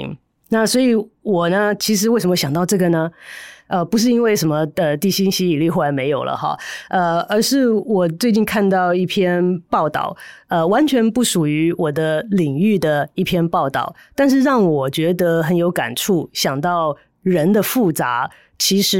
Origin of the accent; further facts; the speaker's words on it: Taiwan; 我们台湾人应该更了解这一点，因为我们那么喜欢吃剉冰